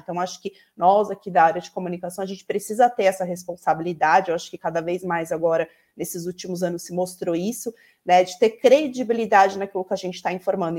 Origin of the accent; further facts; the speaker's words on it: São Paulo, Brazil; accent: urban São Paulo; eu estou no urbano em São Paulo, pelo meu sotaque, todo mundo já, já percebe